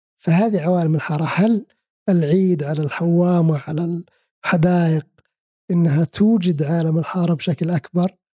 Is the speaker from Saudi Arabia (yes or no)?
yes; Saudi Arabia; انا كسعودي